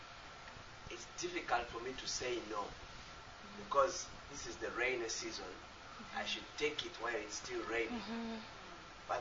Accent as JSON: {"language": "English", "country": "Uganda", "said": "I'm from Uganda"}